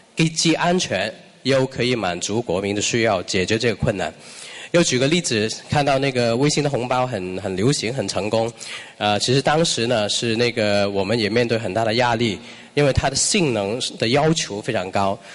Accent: Hong Kong; Chinese is a second language; moved away as an adult; now in China; 作为一个商港人，在内地工作的话呢

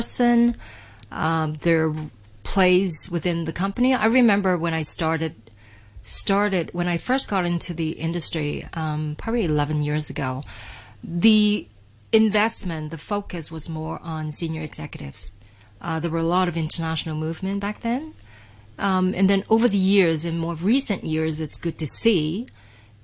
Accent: Canada; moved away as an adult; now in Hong Kong; I originally from Hong Kong, many people are aware, but I grew up in Canada.

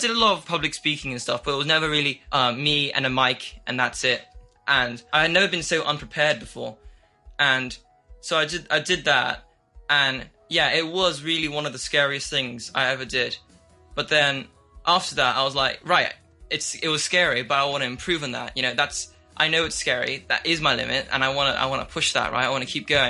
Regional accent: Hong Kong; I've grown up in Hong Kong my entire life, and I go to international school here, and I'm half Chinese, and I'm half English

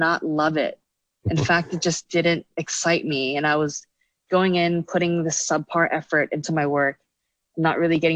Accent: Hong Kong; moved away as an adult; also born or lived in United States; now in Shanghai, China; So I grew up in Hong Kong, you know, the whole, went to secondary school. So I, well, grew up there.

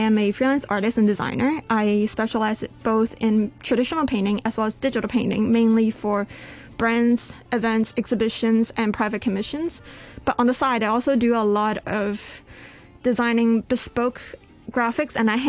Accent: Canada; now in Hong Kong; I was born in Canada

